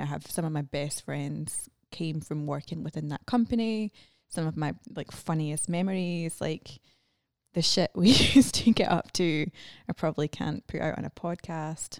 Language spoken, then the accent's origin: English; Scotland, United Kingdom; moved away as an adult; also born or lived in London; now in United States; I moved from Scotland to London